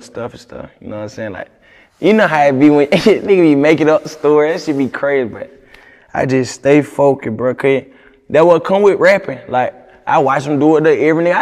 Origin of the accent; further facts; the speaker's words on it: Augusta, Georgia, United States; moved away as an adult; now in Atlanta, United States; I'm from Augusta. They call it a country, bro. Country boy.